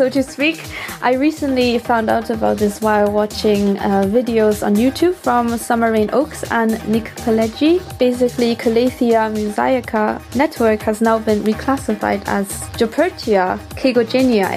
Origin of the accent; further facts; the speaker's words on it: Taiwan; now in Stuttgart, Germany; I come from Taiwan and I currently live in Stuttgart, Germany